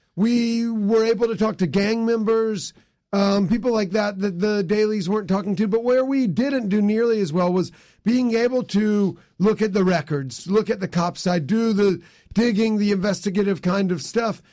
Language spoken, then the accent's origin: English; near Lexington, South Carolina, United States; now in Baltimore, United States; I grew up in South Carolina originally, right, b, right by Lexington